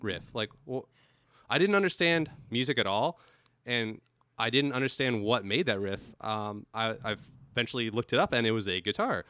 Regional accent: El Cajon, California, United States; also born or lived in La Mesa, California; was born in La Mesa and grew up in El Cajon, California

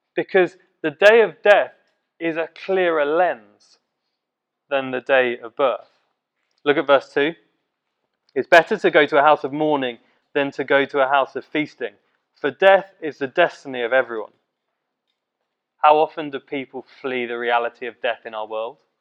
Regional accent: Letchworth, East of England, United Kingdom; Letchworth, my hometown, and Baldock, um, the town of my school

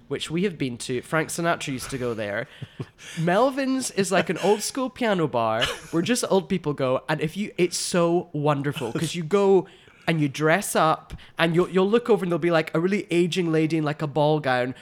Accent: Glasgow, Scotland, United Kingdom; I'm from Glasgow in Scotland

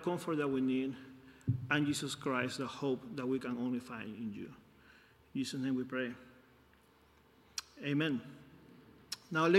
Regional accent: Peru; moved away; I'm from Peru.

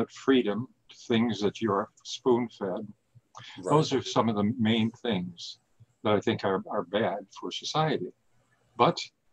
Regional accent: Minnesota, United States; moved away as an adult; now in Toronto, Canada; the local community that I grew up in Minnesota

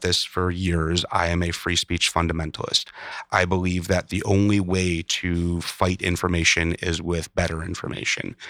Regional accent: Chicago, Illinois, United States; I grew up in Chicago

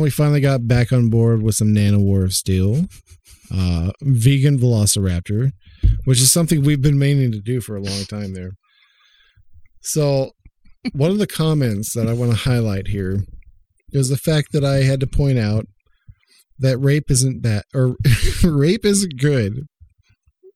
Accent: Oklahoma, United States; I grew up in Oklahoma

